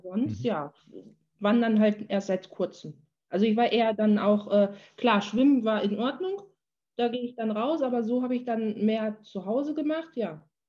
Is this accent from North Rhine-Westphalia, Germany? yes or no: yes; Menden, North Rhine-Westphalia, Germany; moved away; in meiner Heimatstadt. Also ich fahre dann immer eine halbe Stunde nach, nach Menden.